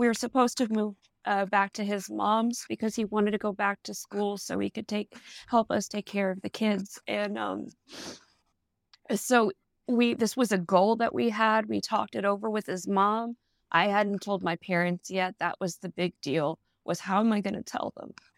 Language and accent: English; Dallas, Texas, United States; also born or lived in Midlothian, Virginia; I'm actually from Dallas, Texas